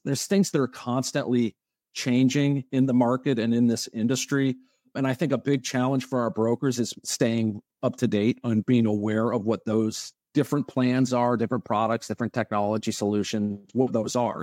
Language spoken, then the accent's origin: English; Connecticut, United States; moved away as an adult; also born or lived in Atlanta; now in Tampa, United States; I'm originally from Connecticut. I was there until I finished college at University of Connecticut